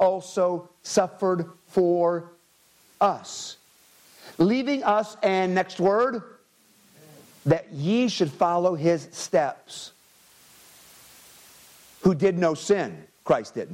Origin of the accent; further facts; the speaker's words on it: United States; my rights as an American